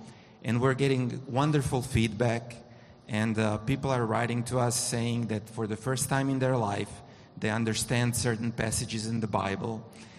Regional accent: Croatia; I come from Croatia

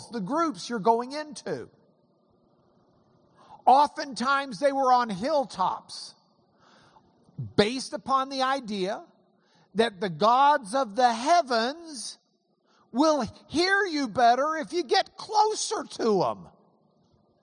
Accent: Lubbock, Texas, United States; I come from Lubbock

